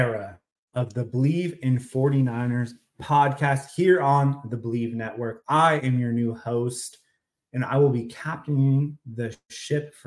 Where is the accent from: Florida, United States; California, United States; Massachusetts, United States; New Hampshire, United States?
California, United States; North Bay area; I'm from the North Bay area